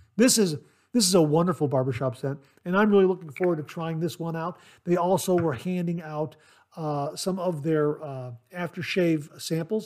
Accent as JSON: {"language": "English", "region": "Ohio", "country": "United States", "said": "the state of Ohio, my home state."}